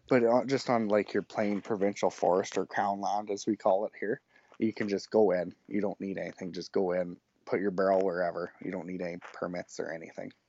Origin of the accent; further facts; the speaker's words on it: Rosetown, Saskatchewan, Canada; now in Humboldt, Canada; I grew up in Rosetown, Saskatchewan, which is an hour southwest of Saskatoon